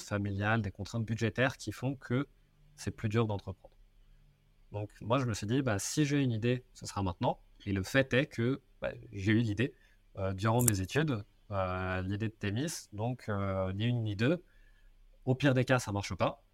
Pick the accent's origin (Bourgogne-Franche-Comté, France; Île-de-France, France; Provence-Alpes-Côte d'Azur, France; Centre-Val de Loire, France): Île-de-France, France; Seine-et-Marne; j'ai grandi en Seine-et-Marne